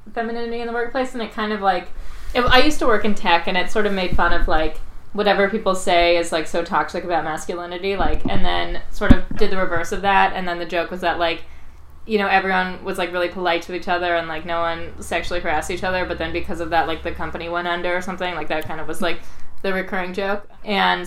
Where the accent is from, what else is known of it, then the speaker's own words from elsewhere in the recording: New York, United States; also born or lived in California; I grew up in New York